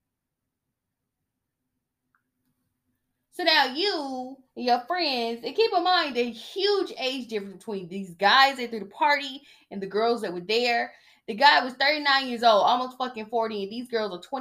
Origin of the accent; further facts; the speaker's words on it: Georgia, United States; I'm from Georgia